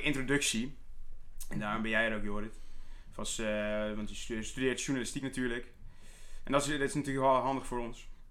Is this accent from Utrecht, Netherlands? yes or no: yes; Soest, Utrecht, Netherlands; ik ben 21 jaar oud. Eh, ik kom uit Soest